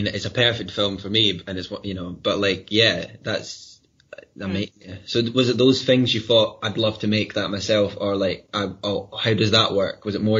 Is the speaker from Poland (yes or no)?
no; Glenrothes, Scotland, United Kingdom; I come from Glenrothes